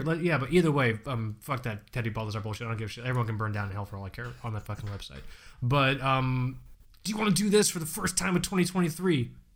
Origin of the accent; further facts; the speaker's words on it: Fort Lauderdale, Florida, United States; I'm from Florida